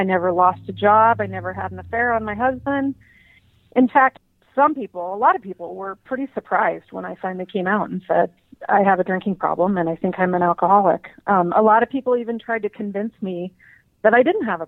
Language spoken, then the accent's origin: English; Helena, Montana, United States; now in Bozeman, United States; So I grew up in Helena, Montana, and I currently live in Bozeman, Montana